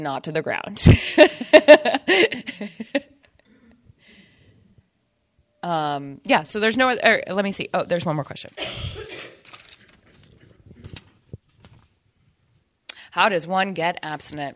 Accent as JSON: {"language": "English", "town": "Cincinnati", "region": "Ohio", "country": "United States", "tie": "born or raised there", "also_born_or_lived": "Indianapolis, Indiana / Dayton, Ohio", "said": "I grew up in Cincinnati, Ohio, and then lived in Indianapolis, Indiana for a long time"}